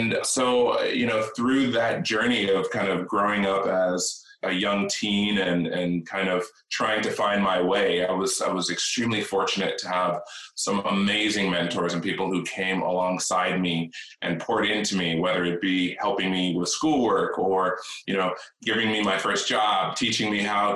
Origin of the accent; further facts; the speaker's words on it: New York, United States; also born or lived in India; now in Orange County, United States; I was born in New York.